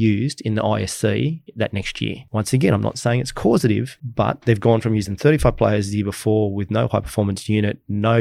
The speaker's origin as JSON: {"language": "English", "country": "Australia"}